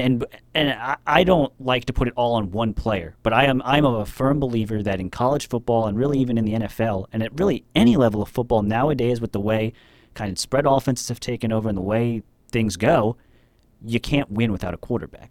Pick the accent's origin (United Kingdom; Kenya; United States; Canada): United States; Miami, Florida; now in Tennessee, United States; I grew up in Miami